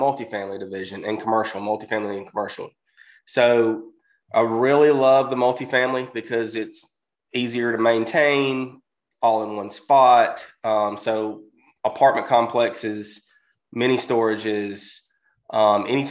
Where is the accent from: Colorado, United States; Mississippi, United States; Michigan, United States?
Mississippi, United States; I'm from Mississippi